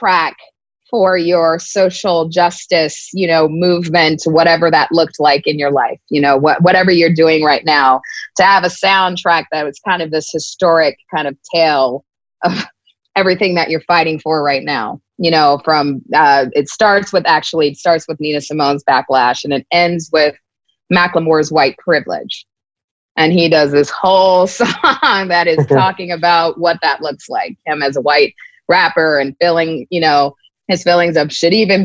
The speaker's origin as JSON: {"language": "English", "country": "United States", "said": "us as African Americans"}